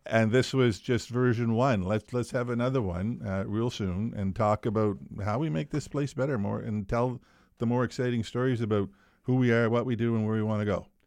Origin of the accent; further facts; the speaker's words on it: Bathurst, New Brunswick, Canada; moved away; also born or lived in Wolfville, Nova Scotia; I grew up in Bathurst, small community